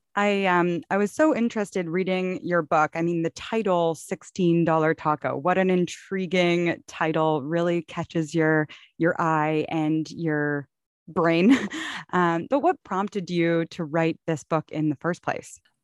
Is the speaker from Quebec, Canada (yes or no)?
no; Toronto, Ontario, Canada; growing up in Toronto, in Canada